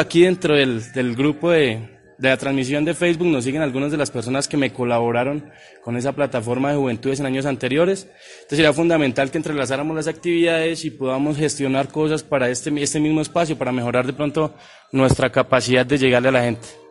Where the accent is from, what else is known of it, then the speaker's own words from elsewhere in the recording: Boyacá, Colombia; la tierra de la Ruana, mi tierra